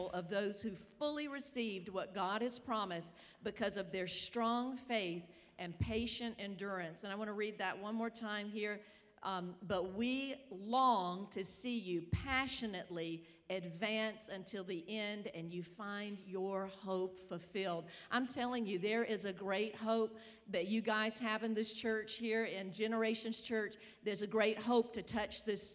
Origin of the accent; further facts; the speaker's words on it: South Carolina, United States; I'm from South Carolina